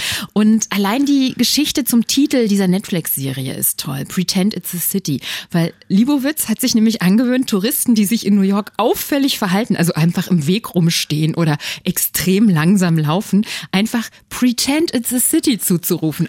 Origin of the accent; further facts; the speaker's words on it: Berlin, Germany; als Berlinerin des Jahres 2022